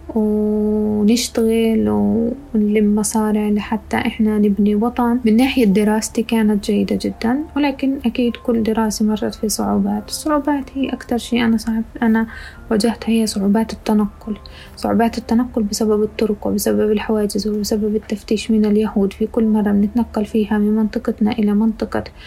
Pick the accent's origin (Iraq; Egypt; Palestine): Palestine; Ramallah, West Bank; moved away as an adult; also born or lived in Jerusalem; now in Dubai, United Arab Emirates; ولدت في القدس تربيت في رام الله